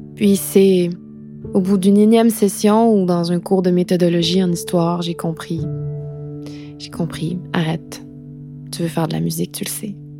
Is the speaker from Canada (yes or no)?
yes; Quebec, Canada; also born or lived in London / Montreal; J'ai quitté le Québec